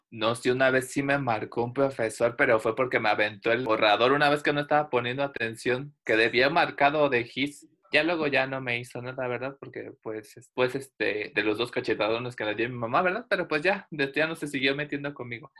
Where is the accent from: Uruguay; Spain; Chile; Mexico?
Mexico; Veracruz; yo soy de Veracruz